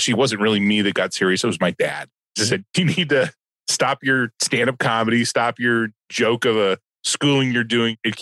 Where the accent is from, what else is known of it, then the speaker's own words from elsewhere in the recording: Los Angeles, California, United States; also born or lived in Sherman Oaks, California / San Fernando Valley; I was born and raised in Southern California